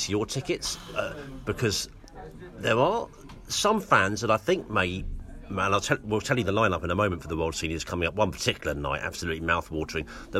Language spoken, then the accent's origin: English; London, United Kingdom; I'm from London